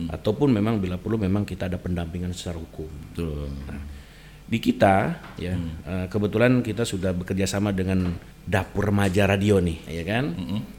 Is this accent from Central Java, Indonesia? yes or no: no; Sumedang, West Java, Indonesia; saya kebetulan asli orang Jawa Barat